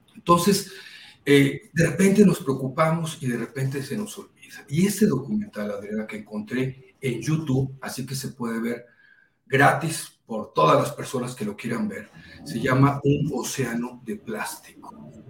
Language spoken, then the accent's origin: Spanish; Poza Rica, Veracruz, Mexico; moved away; soy de Poza Rica, Veracruz